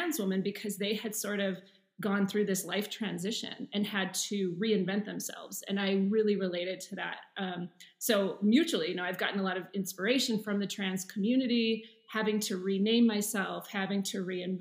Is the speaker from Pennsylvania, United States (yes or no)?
no; Seattle, Washington, United States; moved away as an adult; also born or lived in New York / San Francisco; now in Berlin, Germany; So I grew up in Seattle, but I moved around in the States a lot.